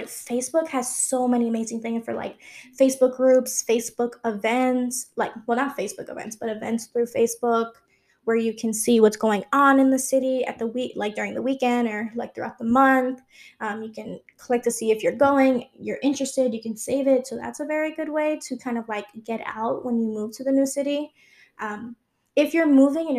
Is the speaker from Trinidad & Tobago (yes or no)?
no; New York City, New York, United States; moved away as an adult; also born or lived in Long Island; I've always lived in New York my whole life. I was born and raised there.